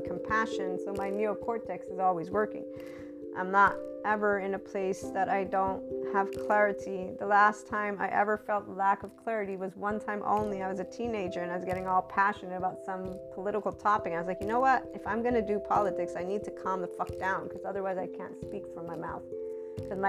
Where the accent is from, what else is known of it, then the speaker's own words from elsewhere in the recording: United States; I'm an American